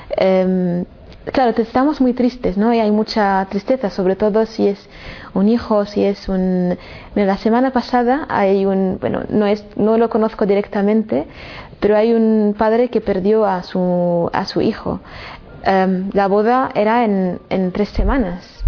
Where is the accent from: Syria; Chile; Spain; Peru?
Syria; Damascus, Damascus Governorate; moved away as an adult; yo cuando salí de Siria, de Damasco, era para hacer estudios y volver a trabajar y vivir en mi, en mi ciudad.